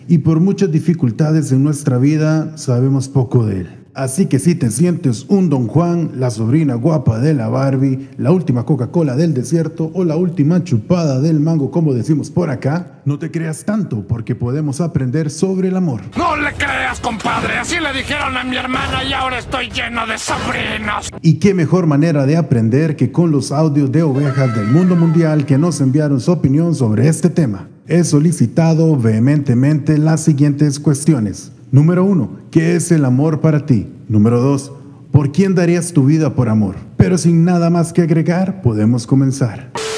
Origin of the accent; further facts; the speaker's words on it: Brazil; soy brasileña